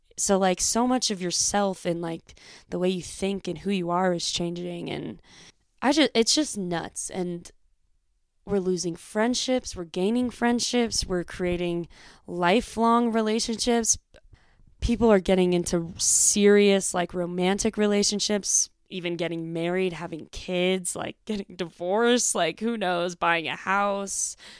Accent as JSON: {"language": "English", "area": "Bay Area", "region": "California", "country": "United States", "tie": "born or raised there", "also_born_or_lived": "Northern Arizona", "moved": "as an adult", "said": "I grew up in the Bay Area in California, um, a suburb. I was, like, forty minutes outside of San Francisco"}